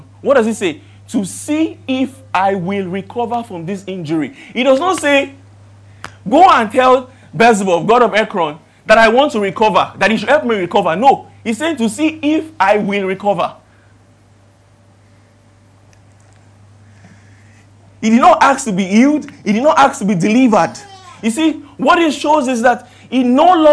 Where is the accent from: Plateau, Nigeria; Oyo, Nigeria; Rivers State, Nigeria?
Oyo, Nigeria; Ibadan; now in Lagos, Nigeria; I am from Ibadan.